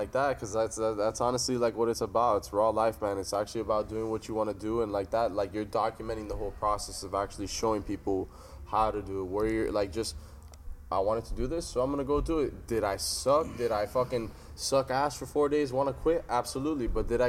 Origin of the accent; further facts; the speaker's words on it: Miami, Florida, United States; I'm from Miami. I know exactly how that shit is, man.